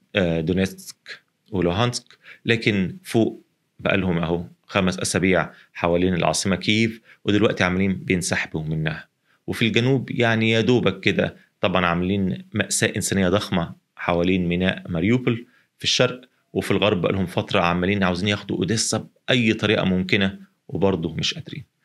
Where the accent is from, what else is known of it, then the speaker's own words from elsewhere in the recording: Egypt; إحنا هنا في مصر